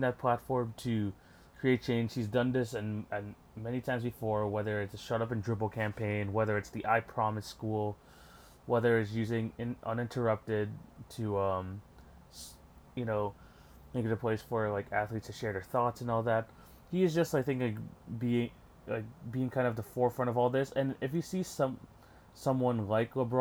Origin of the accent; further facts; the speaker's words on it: Canada; I'm from Canada